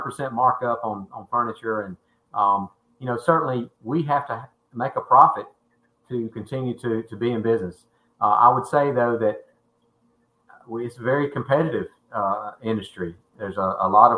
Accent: Tuscaloosa, Alabama, United States; I'm a homeboy, always been in Tuscaloosa, and I love the West Alabama area. I love my hometown

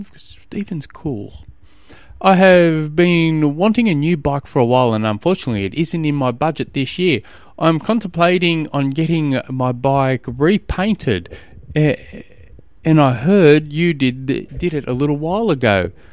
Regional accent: Tasmania, Australia; I come from Tasmania

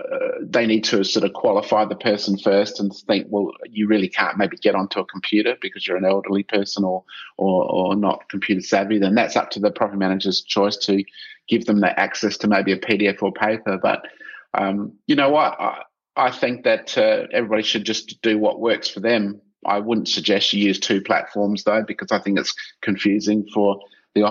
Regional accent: South Australia, Australia; I'm from South Australia and built my reputation here first

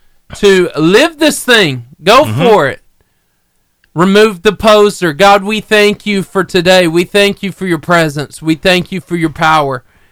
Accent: Arab, Alabama, United States; Basically by my hometown. Now, Arab is where I went to school.

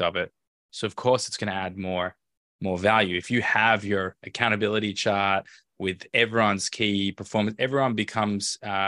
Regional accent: Melbourne, Victoria, Australia; moved away as an adult; also born or lived in Tel Aviv, Israel / Los Angeles, United States; I grew up in Melbourne

